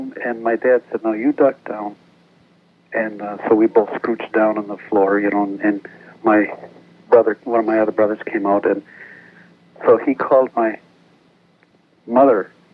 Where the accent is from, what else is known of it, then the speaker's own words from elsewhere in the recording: Wisconsin, United States; moved away; also born or lived in Janesville, Wisconsin; I'm originally from Wisconsin